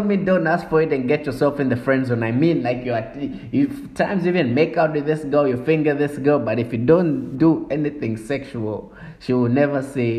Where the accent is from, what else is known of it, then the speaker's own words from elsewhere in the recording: Zambia; I'm from Zambia